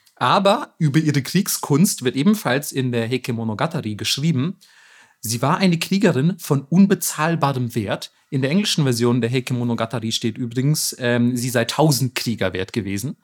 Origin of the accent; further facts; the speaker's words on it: Southern Germany, Germany; ich komme immerhin aus Süddeutschland